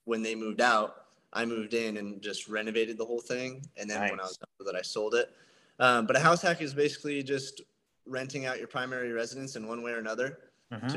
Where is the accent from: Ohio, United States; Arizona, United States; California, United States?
Arizona, United States; Sierra Vista; my hometown of Sierra Vista.